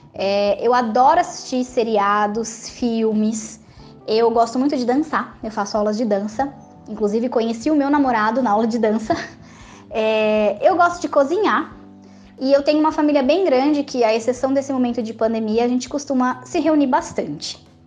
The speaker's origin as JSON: {"language": "Portuguese", "town": "Jundiaí", "region": "São Paulo", "country": "Brazil", "tie": "born or raised there", "said": "Eu sou natural de Jundiaí, no interior de São Paulo"}